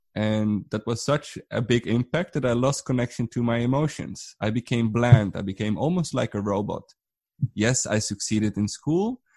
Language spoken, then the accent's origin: English; Netherlands; I'm from the Netherlands